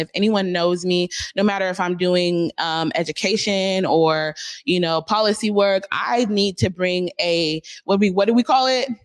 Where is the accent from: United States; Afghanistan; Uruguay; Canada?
United States; Seattle, Washington; we're from Seattle